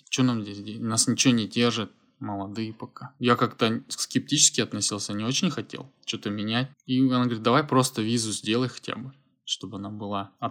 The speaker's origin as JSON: {"language": "Russian", "region": "Almaty", "country": "Kazakhstan", "moved": "as an adult", "lives_now": "Gyeongju, South Korea", "said": "Я переехал из Алматы, из Казахстана, Кёнджу, это юг Южной Кореи, в 2016 году."}